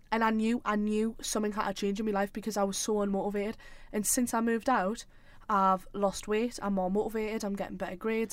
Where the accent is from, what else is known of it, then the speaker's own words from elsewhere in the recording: South Shields, North East England, United Kingdom; I'm from Shields, like South Shields